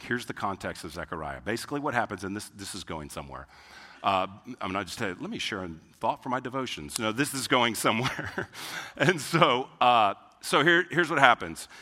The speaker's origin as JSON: {"language": "English", "town": "Houston", "region": "Texas", "country": "United States", "tie": "born or raised there", "said": "I grew up in Houston"}